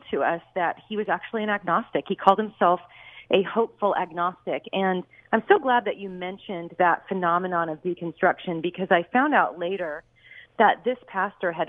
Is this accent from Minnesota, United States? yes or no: no; Los Angeles, California, United States; moved away as an adult; I grew up in the San Fernando Valley and Northridge and Chatsworth, and haven't been there since about 1999. I mean, I haven't lived there at least since then, but yep, that's where I was born and raised.